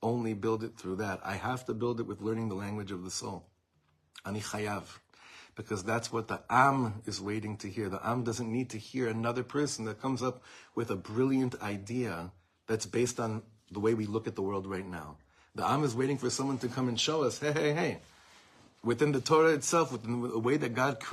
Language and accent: English; Israel; growing up in Eretz Yisrael, there was only one miflaga that any of us in the shuls that I went to grew up voting for.